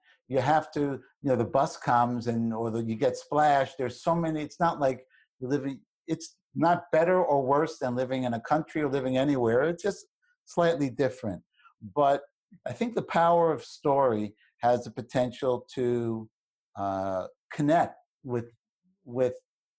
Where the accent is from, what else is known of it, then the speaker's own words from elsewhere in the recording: New York, United States; we're both from Brooklyn. We both have that history.